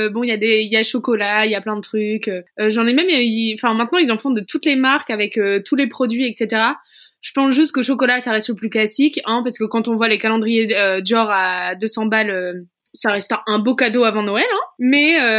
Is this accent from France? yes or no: yes; Hauts-de-France, France; Emma, je suis nordiste.